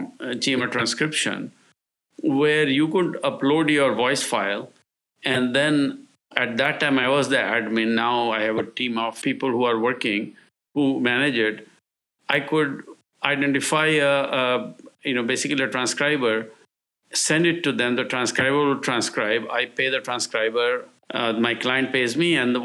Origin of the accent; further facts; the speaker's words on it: India; now in United States; I'm originally from India